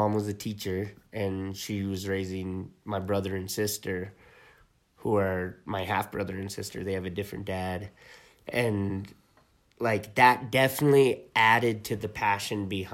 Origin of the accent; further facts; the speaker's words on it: Talpa, New Mexico, United States; I grew up in Talpa, which is just right south of Taos.